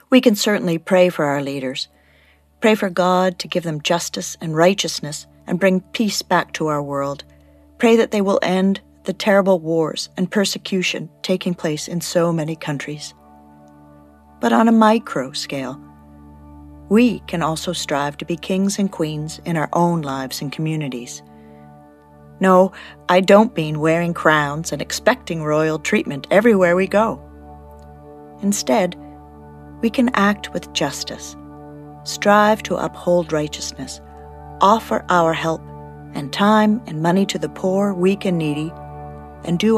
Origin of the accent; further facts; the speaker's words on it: Canada; As a Canadian, I don't think about monarchs very often.